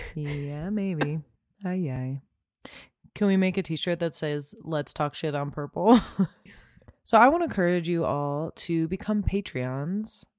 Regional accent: Southern California, United States; I grew up in Southern California

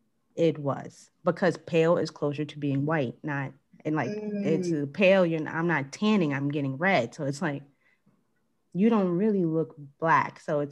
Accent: Jamaica; I'm like, I'm completely Jamaican. You can't tell me anything.

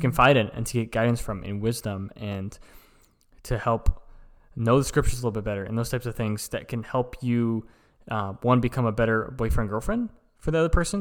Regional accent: Lincoln, Nebraska, United States; we're from Lincoln, Nebraska, so we are in the middle of kind of nowhere

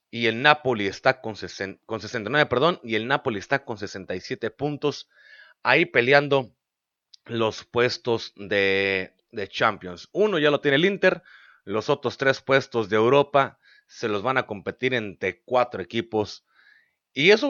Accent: Mexicali, Baja California, Mexico; es de aquí de la ciudad donde yo soy, de Mexicali, es paisano baja californiano

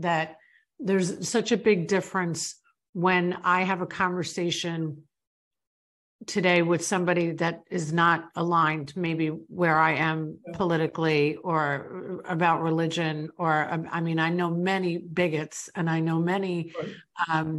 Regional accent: New York, United States; moved away as an adult; now in Florida, United States; I grew up in New York. I grew up in a totally different world than where I live today.

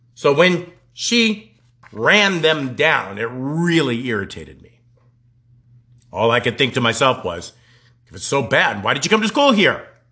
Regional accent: Colorado, United States; moved away as an adult; also born or lived in Nebraska; I was from Colorado

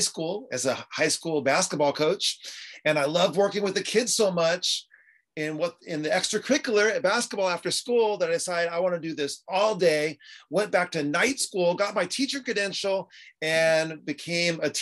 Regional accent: San Diego, California, United States; I'm from San Diego, California.

